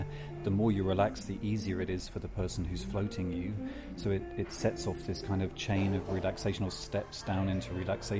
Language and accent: English; Devon, South West England, United Kingdom; moved away as an adult; also born or lived in Geneva, Switzerland / London; now in Mallorca, Spain; I was brought up in Devon